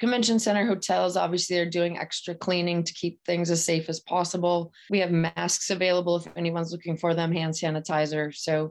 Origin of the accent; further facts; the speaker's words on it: North Dakota, United States; moved away as an adult; also born or lived in Nebraska / Minnesota / Nevada; now in Delaware, United States; I grew up in North Dakota on a farm